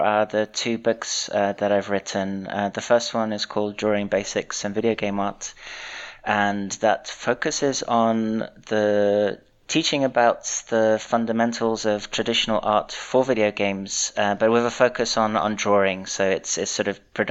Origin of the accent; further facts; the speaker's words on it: London, United Kingdom; moved away as an adult; also born or lived in Portsmouth; now in Zurich, Switzerland; I was born in London and grew up there.